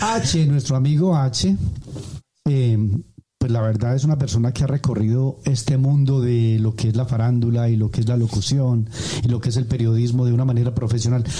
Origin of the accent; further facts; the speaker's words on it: Colombia; como buen colombiano